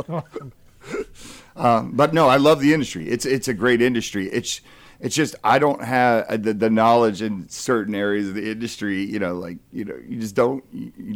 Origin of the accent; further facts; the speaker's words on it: United States; moved away; also born or lived in New Jersey / California; I grew up in Jersey and California